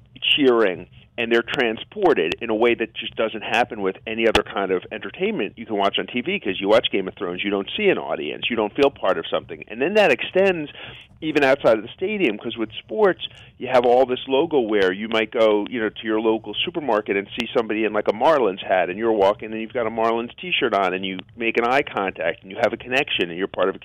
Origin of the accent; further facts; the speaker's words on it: New York City, New York, United States; I grew up in Queens in New York